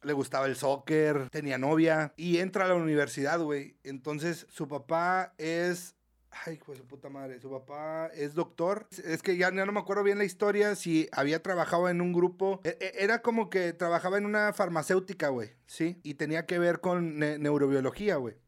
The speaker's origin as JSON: {"language": "Spanish", "country": "Mexico", "said": "Somos mexicanos"}